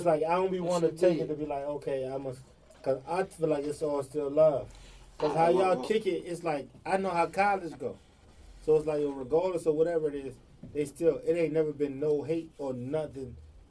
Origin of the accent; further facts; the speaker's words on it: Atlanta, Georgia, United States; Okay, I'm from Atlanta alone.